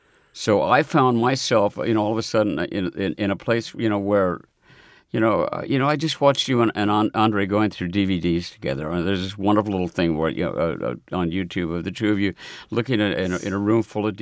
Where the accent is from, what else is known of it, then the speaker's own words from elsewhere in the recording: Omaha, Nebraska, United States; now in New York, United States; it always feels in New York like I'm from Omaha, Nebraska.